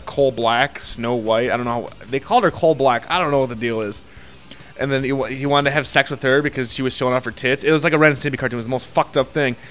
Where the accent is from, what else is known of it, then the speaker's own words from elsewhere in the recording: United States; I'm an American. I'm American.